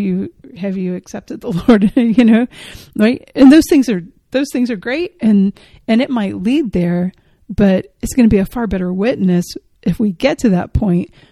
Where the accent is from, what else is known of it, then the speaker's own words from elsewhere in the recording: Georgia, United States; I'm from Georgia